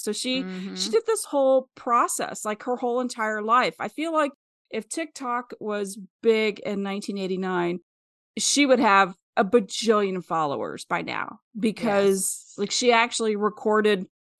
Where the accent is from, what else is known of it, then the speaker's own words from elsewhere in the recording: Wellsville, Kansas, United States; she's from my hometown, and I feel like I missed out on a possible friend. She's from Wellsville, Kansas, which is about 20 miles outside of Kansas City.